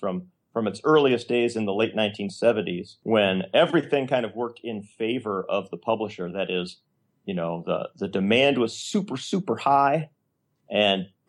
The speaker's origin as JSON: {"language": "English", "region": "Illinois", "country": "United States", "said": "I'm from Illinois"}